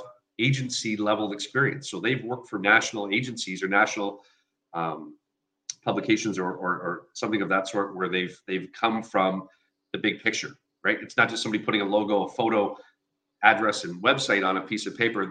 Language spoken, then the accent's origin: English; Sarnia, Ontario, Canada; now in Windsor, Canada; growing up in Sarnia